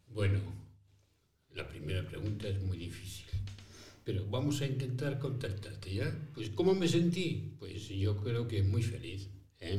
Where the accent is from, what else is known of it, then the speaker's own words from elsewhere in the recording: Spain; moved away; also born or lived in Rome; yo nací en España, ¿no es cierto? Pero fui luego a Roma